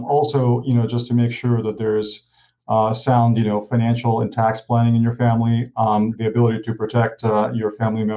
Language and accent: English; Ukraine; moved away; I grew up in Ukraine and, I was raised by a single mom.